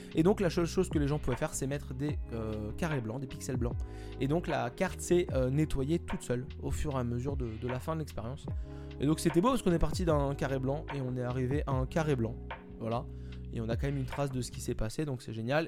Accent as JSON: {"language": "French", "country": "France", "said": "Moi je suis français"}